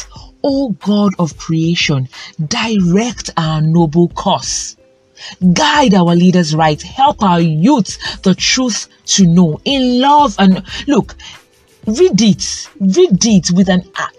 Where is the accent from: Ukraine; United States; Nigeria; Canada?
Nigeria; I speak as a Nigerian youth